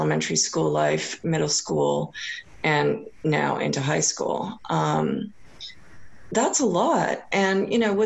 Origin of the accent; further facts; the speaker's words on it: California, United States; now in Seattle, United States; growing up in California